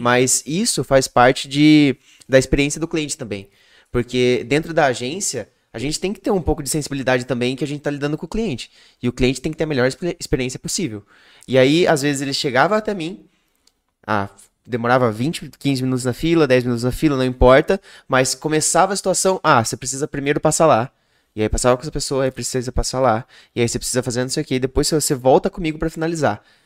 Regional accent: Piracicaba, São Paulo, Brazil; eu sou de Piracicaba

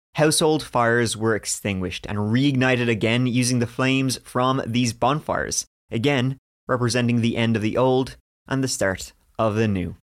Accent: Ireland; We're both Irish

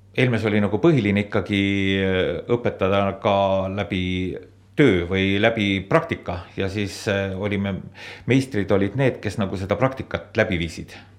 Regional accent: Suislepa, Viljandi County, Estonia; ma olen äh, pärit siit lähedalt Suislepast ja seal on kõik minu lapsepõlv ka möödunud. olen sündinud Suislepas

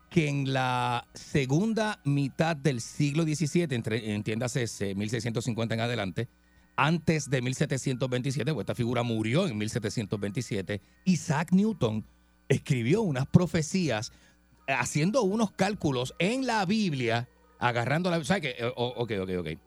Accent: Ponce, Puerto Rico; born there; Eh, yo nací en el Hospital Distrito de Ponce.

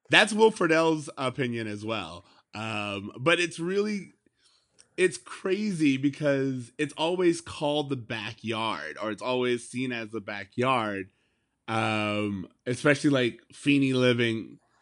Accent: United States; as an American

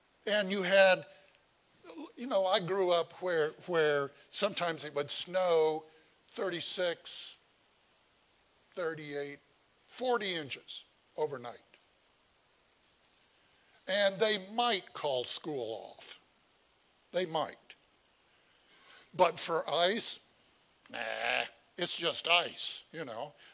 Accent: Indiana, United States; moved away; I'm from Indiana

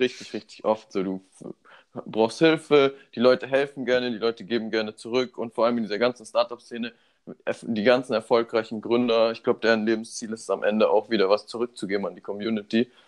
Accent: Munich, Bavaria, Germany; moved away as an adult; now in Berlin, Germany; Ich bin 24 Jahre alt, bin hier in München geboren

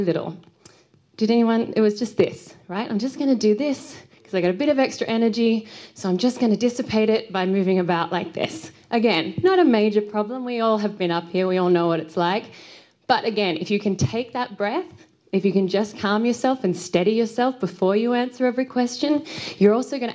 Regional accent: Australia; I'm from Australia

